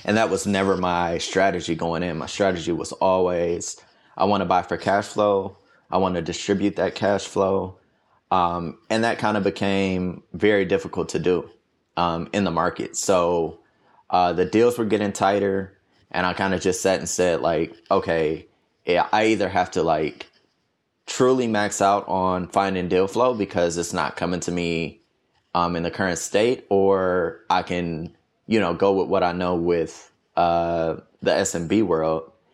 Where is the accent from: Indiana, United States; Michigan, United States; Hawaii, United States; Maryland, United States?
Michigan, United States; Detroit; moved away as an adult; also born or lived in New York / Atlanta; I grew up in Detroit, uh, my whole life, basically.